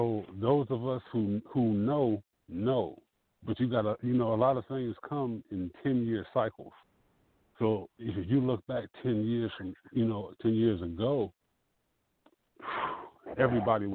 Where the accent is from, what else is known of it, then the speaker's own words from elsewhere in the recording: Detroit, Michigan, United States; moved away as an adult; also born or lived in Pennsylvania; now in South Carolina, United States; I'm born and raised in Detroit, Muslim Temple number 1.